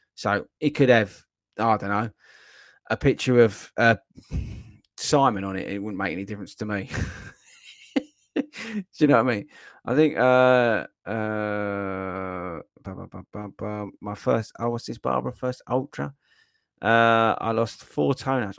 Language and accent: English; Essex, East of England, United Kingdom; I'm from Essex. Well, I wasn't born in Essex, but I was dragged up in Essex